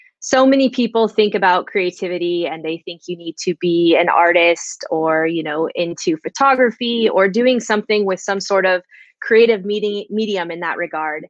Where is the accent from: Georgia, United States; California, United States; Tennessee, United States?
California, United States; Central; I'm from Central California, pretty much right smack dab in the middle of the state